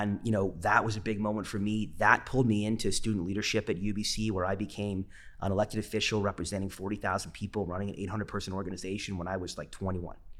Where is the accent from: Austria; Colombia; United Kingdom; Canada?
Canada; Vancouver, British Columbia; I'm a Vancouverite, born and raised